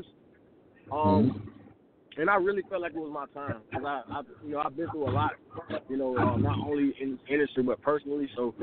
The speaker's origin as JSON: {"language": "English", "town": "Macon", "region": "Georgia", "country": "United States", "said": "Originally I'm from Macon"}